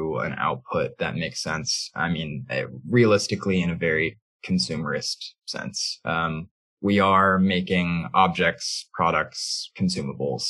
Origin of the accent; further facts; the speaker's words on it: Midwest, United States; now in San Francisco, United States; I grew up in the Midwest, but I'm now a West Coast transplant